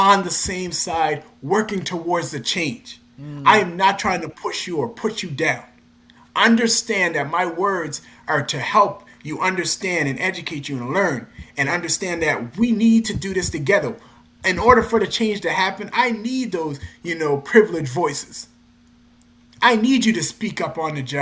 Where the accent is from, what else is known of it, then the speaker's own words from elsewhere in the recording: North Preston, Nova Scotia, Canada; I came from North Preston, a community